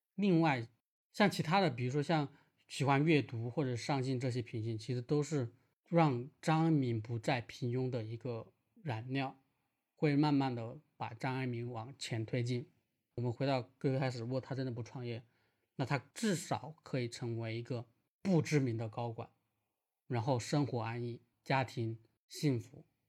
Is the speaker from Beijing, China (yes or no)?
no; Wuhan, Hubei, China; 我是武汉人